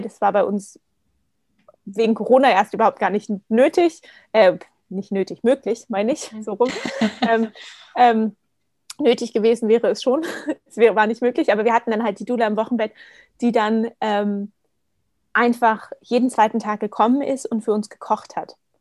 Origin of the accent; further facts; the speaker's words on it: Berlin, Germany; moved away as an adult; now in Vienna, Austria; gebürtige Berlinerin, wohne jetzt aber seit ähm, gut zwei Jahren mit meinem Partner in Wien